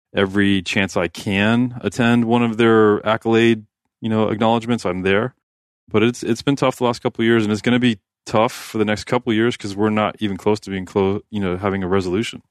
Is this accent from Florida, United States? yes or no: yes; Miami, Florida, United States; I grew up in Miami